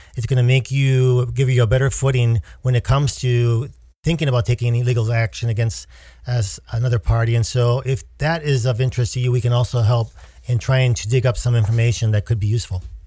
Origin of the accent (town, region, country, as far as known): United States